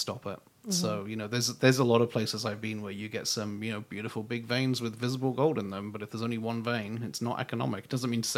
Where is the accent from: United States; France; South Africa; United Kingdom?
United Kingdom; being British